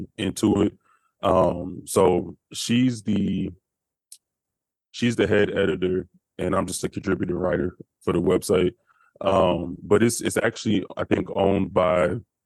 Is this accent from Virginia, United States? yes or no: no; Florida, United States; also born or lived in California; now in Seattle, United States; I'm from Florida originally